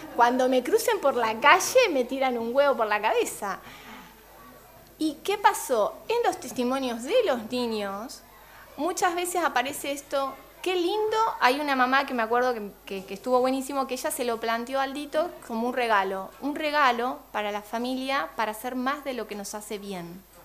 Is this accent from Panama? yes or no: no; Argentina; moved away as an adult; now in Uruguay; yo soy eh, argentina, licenciada en comunicación social